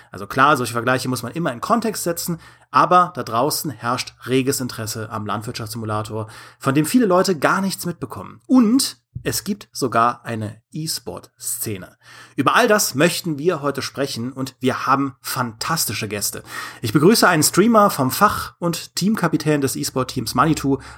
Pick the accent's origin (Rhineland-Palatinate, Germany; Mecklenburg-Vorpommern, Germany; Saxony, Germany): Rhineland-Palatinate, Germany; Wenn ich immer wieder darauf rumreite, dass ich aus Trier stamme, dann ist das nur halb korrekt, denn eigentlich stamme ich aus einem kleinen Dorf bei Trier.